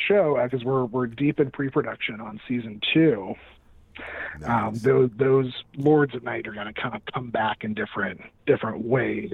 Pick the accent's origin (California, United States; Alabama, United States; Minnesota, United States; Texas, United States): California, United States; Southern; moved away; I'm from Southern California originally